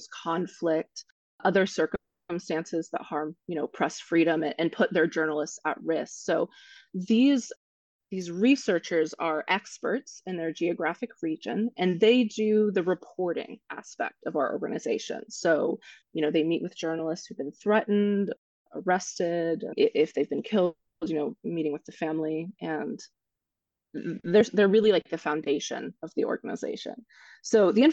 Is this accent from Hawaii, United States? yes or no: no; Kansas, United States; moved away; my home state